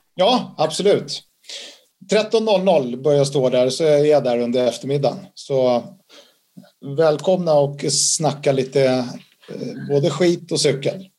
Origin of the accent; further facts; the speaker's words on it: Sweden; Jag har ju två italienska föräldrar, även om jag är född i Sverige så har jag en stark koppling till Italien